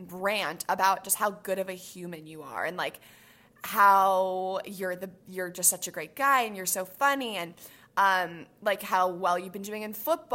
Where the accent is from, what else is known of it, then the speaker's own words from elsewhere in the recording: the Bay Area, California, United States; I'm from the Bay